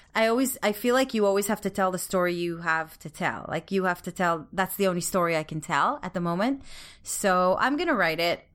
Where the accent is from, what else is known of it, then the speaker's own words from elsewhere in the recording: Israel; growing up in Israel